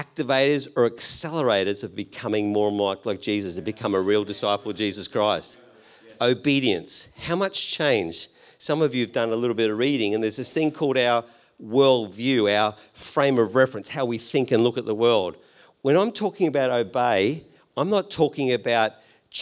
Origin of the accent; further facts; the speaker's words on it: Australia; I'm Australian